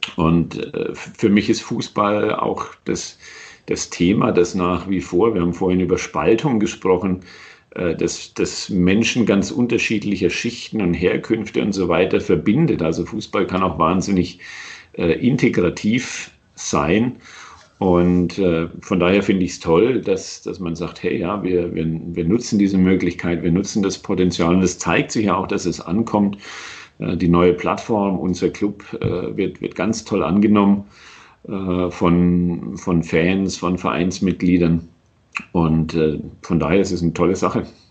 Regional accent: Nuremberg, Bavaria, Germany; moved away as an adult; also born or lived in Cologne / United States; in meiner Heimatstadt gelandet bin oder in diesem kleinen Vorort äh, daneben

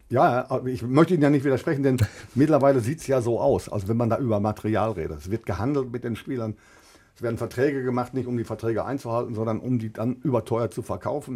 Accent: Ruhr area, North Rhine-Westphalia, Germany; hier bei uns zu Hause im Ruhrgebiet

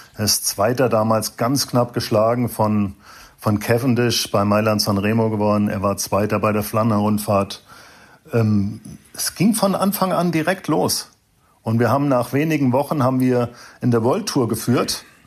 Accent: Frankfurt, Hesse, Germany; also born or lived in Wiesbaden; geboren in Frankfurt, Mhm. Ich habe zwar lange in Wiesbaden gelebt

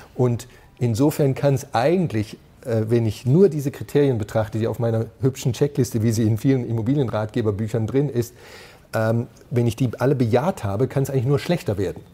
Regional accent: near Tübingen, Baden-Württemberg, Germany; ich bin da in der Nähe geboren.

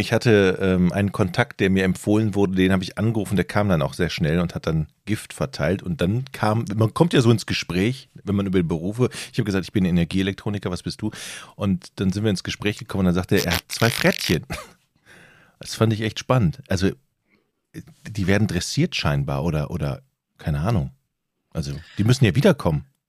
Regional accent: North Frisia, Schleswig-Holstein, Germany; Bei uns in Nordfriesland scheint ja die Sonne

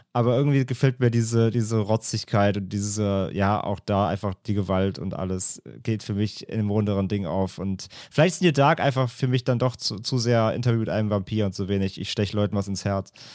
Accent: Rhineland, Germany; ich komme aus dem Rheinland

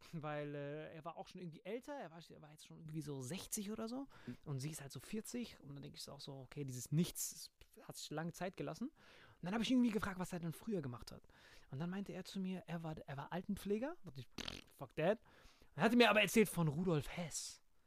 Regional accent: Bad Kreuznach, Rhineland-Palatinate, Germany; in meiner Heimatstadt aufgetreten bist, in Bad Kreuznach

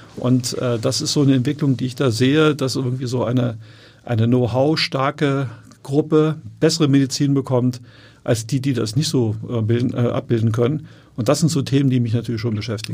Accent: Wolfsburg, Lower Saxony, Germany; moved away as an adult; also born or lived in Göttingen; now in Hamburg, Germany; ich bin ja in Wolfsburg aufgewachsen

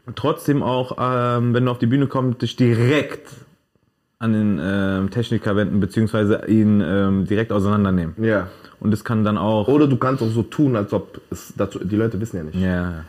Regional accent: Frankfurt, Hesse, Germany; ich bin doch aus Frankfurt

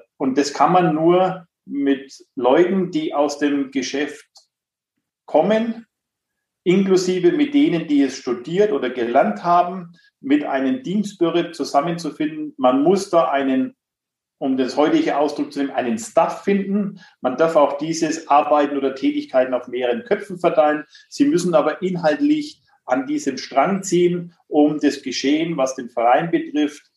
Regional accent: Nuremberg, Bavaria, Germany; ich bin gebürtiger Nürnberger

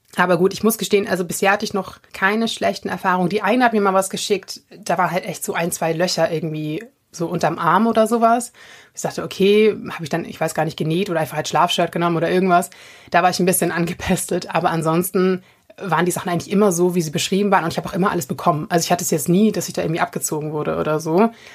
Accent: Germany; bei uns in Deutschland

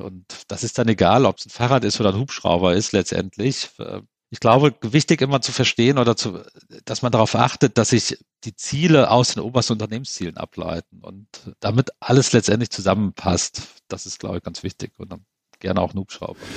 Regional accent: Central Germany, Germany; da, wo ich herkomme, aus der Mitte von Deutschland, da sagt man auch jedem Tierchen sein Pläsierchen

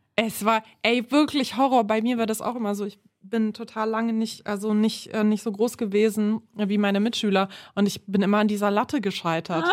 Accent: Berlin, Germany; ich komme aus Neukölln ursprünglich, bin da aufgewachsen

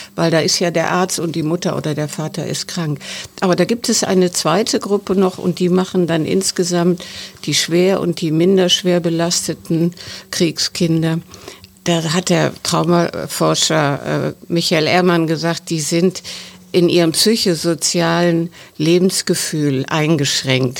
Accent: West Germany, Germany; als Westdeutsche

